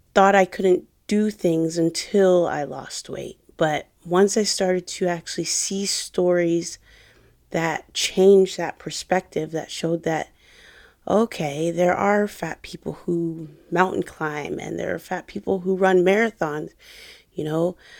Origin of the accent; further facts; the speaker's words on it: Jacksonville, Florida, United States; I was making videos for a fitness company here in my hometown in Jacksonville